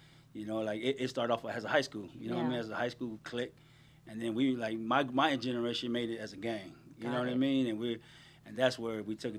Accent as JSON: {"language": "English", "town": "Long Beach", "region": "California", "country": "United States", "tie": "born or raised there", "also_born_or_lived": "Paramount, California / Compton, California", "said": "Born and raised in Paramount, and my family's all from Compton. And okay. Then my parents moved out to Long Beach. That's when I went to school out there in Long Beach."}